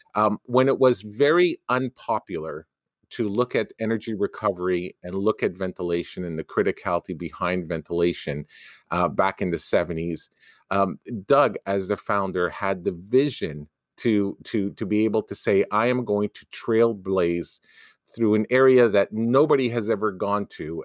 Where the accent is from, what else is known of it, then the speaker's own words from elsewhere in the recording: Canada; a Canadian university as a Canadian